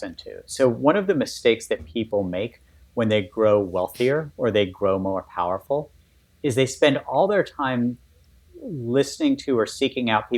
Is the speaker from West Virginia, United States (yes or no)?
yes; West Virginia, United States; moved away; also born or lived in Baltimore; where I grew up in West Virginia